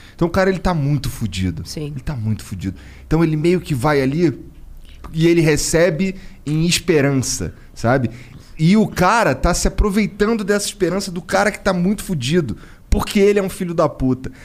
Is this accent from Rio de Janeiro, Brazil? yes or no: yes; Rio de Janeiro, Brazil; eu sou do Rio, lá de uma área muito fodida